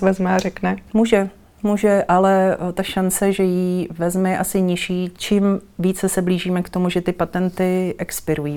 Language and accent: Czech; Kralupy nad Vltavou, Central Bohemian Region, Czechia; jsem se dostala do divadelního souboru v Kralupech, to je moje rodné město